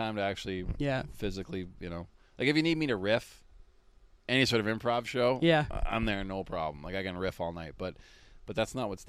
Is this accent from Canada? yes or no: yes; Canada; as a Canadian